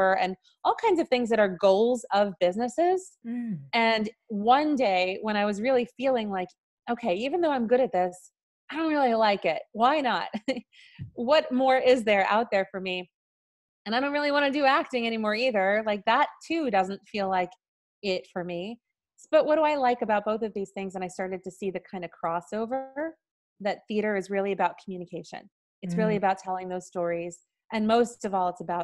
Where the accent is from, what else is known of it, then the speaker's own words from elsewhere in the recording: New York City, New York, United States; I was born and raised in New York City